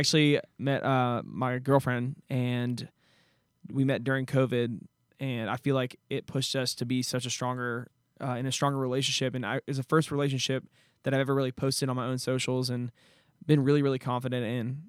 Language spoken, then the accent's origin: English; Nashville, Tennessee, United States; also born or lived in Saint Petersburg, Florida; I grew up in Nashville, so I was surrounded by country music